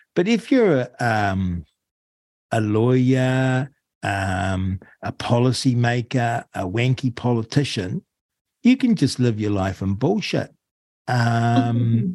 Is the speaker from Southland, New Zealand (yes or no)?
no; Rangiora, Canterbury, New Zealand; also born or lived in Auckland / Wellington; now in Arrowtown, New Zealand; I grew up in Rangiora, just north of Christchurch, and then I shifted to Auckland and then spent time obviously in Wellington